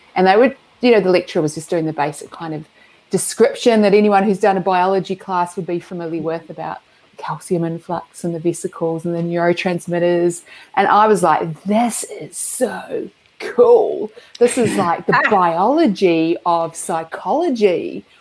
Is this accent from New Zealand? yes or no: yes; Christchurch, Canterbury, New Zealand; also born or lived in Dunedin; where I grew up in Christchurch